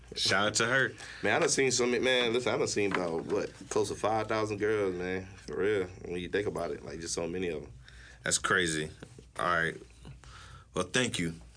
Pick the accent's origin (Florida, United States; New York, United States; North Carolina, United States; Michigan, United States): Florida, United States; Gainesville; I'm from North Florida, so we ain't really had no beaches like around us. So oh. North Florida, Gainesville, Florida.